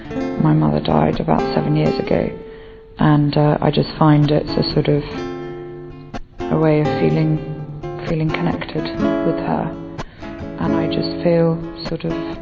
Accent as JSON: {"language": "English", "region": "England", "country": "United Kingdom", "said": "I'm 33 and I am from England."}